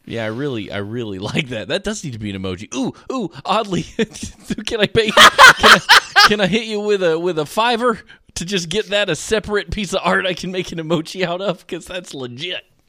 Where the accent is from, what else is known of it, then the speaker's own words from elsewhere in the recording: United States; we're American